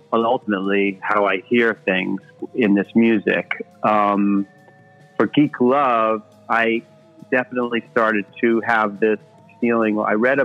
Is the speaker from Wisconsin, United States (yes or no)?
no; New York City, New York, United States; growing up in New York City